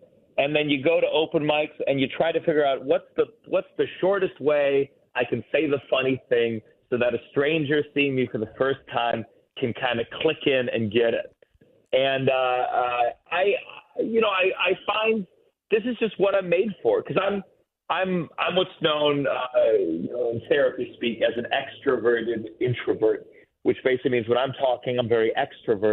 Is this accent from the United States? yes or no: yes; New York City, New York, United States; I was from New York